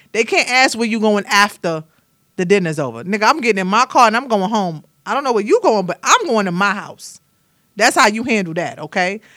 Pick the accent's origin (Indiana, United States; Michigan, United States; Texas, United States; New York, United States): New York, United States; Brooklyn; now in Atlanta, United States; I am from Brooklyn, New York